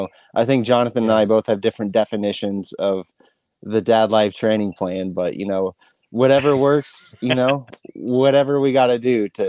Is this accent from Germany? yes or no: no; Manhattan, Kansas, United States; moved away as an adult; now in Topeka, United States; I'm originally from Manhattan, Kansas area. Moved to Topeka about 7 years ago.